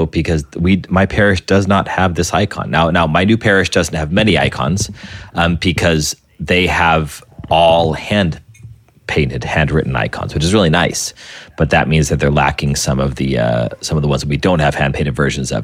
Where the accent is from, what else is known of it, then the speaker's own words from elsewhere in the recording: New Mexico, United States; I came from New Mexico